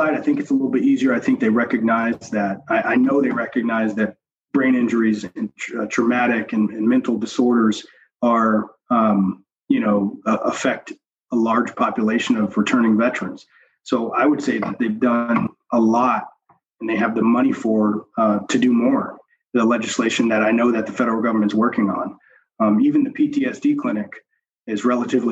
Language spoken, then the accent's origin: English; the South, United States; moved away as an adult; now in Northeast, United States; I grew up in the South